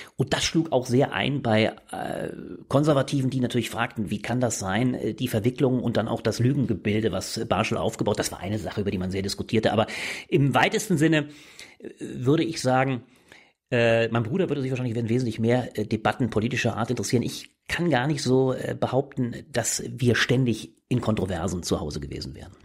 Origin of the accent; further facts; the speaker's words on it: Ingelheim am Rhein, Rhineland-Palatinate, Germany; moved away as an adult; now in Berlin, Germany; Ich Komme ursprünglich aus Ingelheim am Rhein. Das ist eine kleine Stadt äh, bei Mainz.